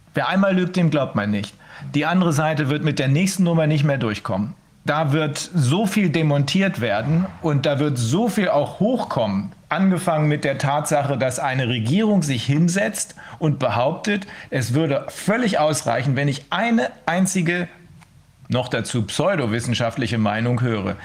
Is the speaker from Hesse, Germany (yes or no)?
no; Bremen, Germany; bei uns in Bremen